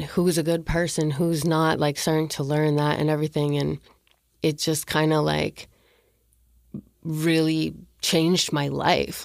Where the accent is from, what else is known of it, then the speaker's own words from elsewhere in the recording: Canada; moved away as an adult; now in Los Angeles, United States; I'm from Canada and, like, I had just moved to L A.